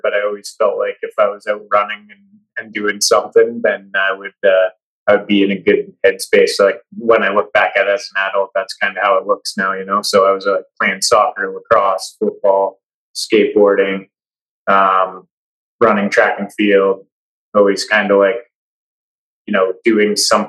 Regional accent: Toronto, Ontario, Canada; born there; also born or lived in Petawawa / Calgary; I was born in Ontario, in Toronto, because my dad was in the Airborne Regiment with 2 Commando in Petawawa. So I was born out in Ontario there, and we lived in Petawawa for 4 years, and then we moved out to Calgary

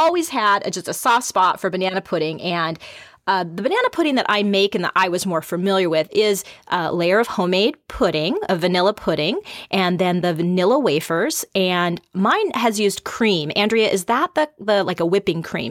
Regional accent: the Northwest, Pacific Northwest, United States; I grew up here in the Northwest

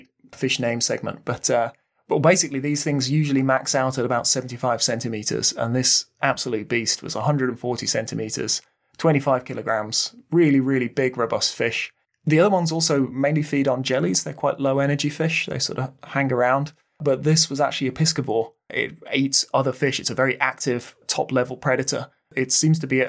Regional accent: Midlands, United Kingdom; We're from the Midlands

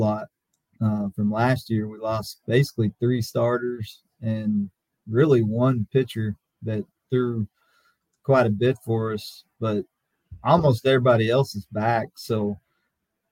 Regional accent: Lubbock, Texas, United States; I got to play for Bobby Maigle growing up in Lubbock, at Lubbock Monterey

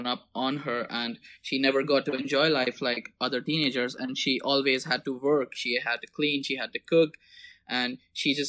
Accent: Mumbai, Maharashtra, India; moved away as an adult; now in Prague, Czech Republic; I was born and raised in Mumbai, and just last year I moved to Prague

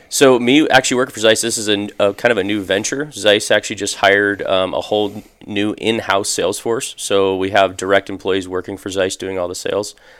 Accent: Phoenix, Arizona, United States; I'm actually originally from, from Phoenix. I grew up in North Phoenix, uh, graduated high school here

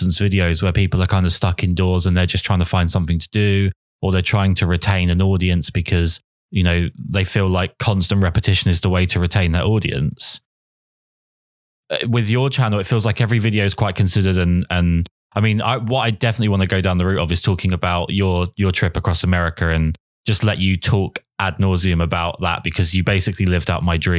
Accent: England, United Kingdom; I'm obviously English

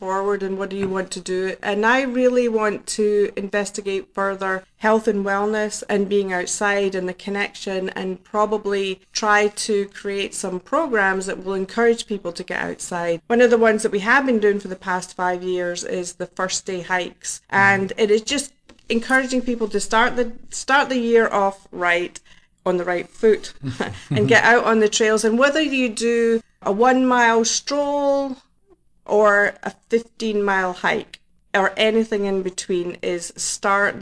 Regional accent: Scotland, United Kingdom; now in New Jersey, United States; I am from Scotland

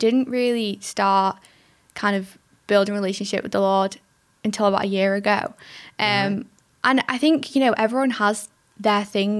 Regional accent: Liverpool, North West England, United Kingdom; born there; now in Windermere, United Kingdom; No, I was born in Liverpool.

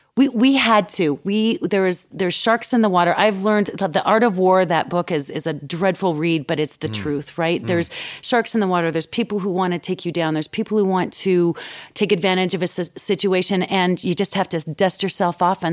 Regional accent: Alberta, Canada; now in Denver, United States; So I grew up in Alberta, which is like our version of Texas. Yeah. and so I grew up singing country and western.

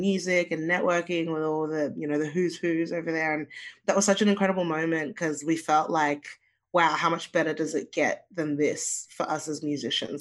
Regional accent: Australia; also born or lived in Zimbabwe; and then we moved to Australia

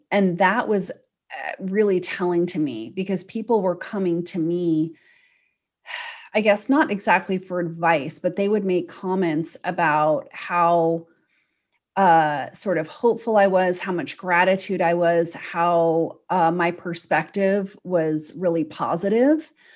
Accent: United States; I'm an American

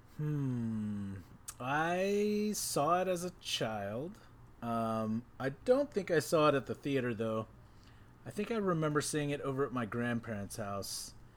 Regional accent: Texas, United States; that's how we did it growing up in Texas

